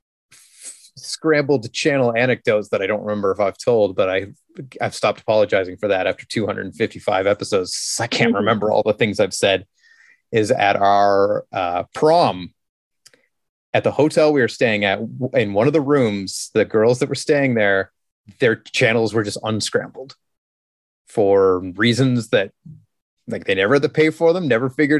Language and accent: English; Canada; We're Canadian